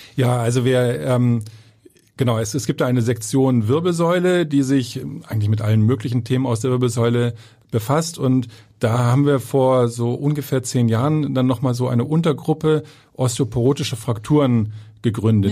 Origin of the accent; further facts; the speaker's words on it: Kiel, Schleswig-Holstein, Germany; moved away as an adult; also born or lived in southern Germany; now in Hamburg, Germany; ich bin gebürtiger Kieler